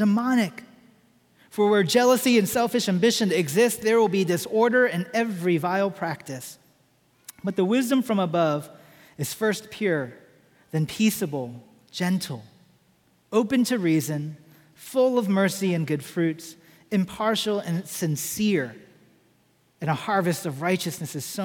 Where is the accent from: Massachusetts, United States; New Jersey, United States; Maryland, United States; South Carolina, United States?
Maryland, United States; Washington, D.C. area, Maryland side, United States; moved away as an adult; now in Atlanta, United States; We settled in the Washington, D.C. area on the Maryland side of town